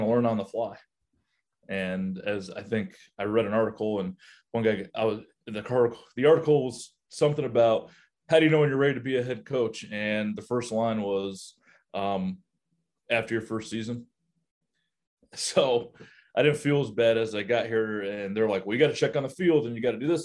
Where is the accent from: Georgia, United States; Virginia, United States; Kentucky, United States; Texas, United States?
Kentucky, United States; moved away; also born or lived in Yuma, Arizona; I grew up in Kentucky